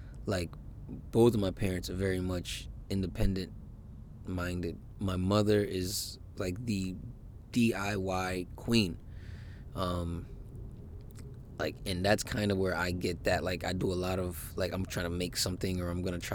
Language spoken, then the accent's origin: English; United States; I'm an American man